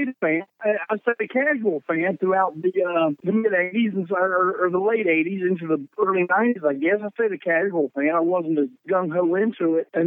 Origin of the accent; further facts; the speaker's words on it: New London, North Carolina, United States; the place I grew up in New London, North Carolina